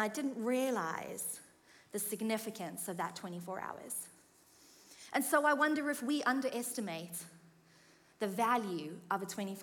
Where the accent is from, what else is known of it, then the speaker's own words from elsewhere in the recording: South Africa; moved away as an adult; now in United Kingdom; I'm from South Africa, and I have lived, by this point, in the UK for about 6 years